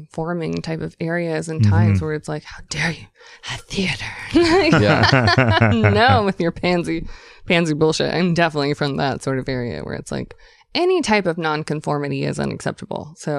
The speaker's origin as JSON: {"language": "English", "region": "the South", "country": "United States", "said": "And I actually had that moment because we're from the South."}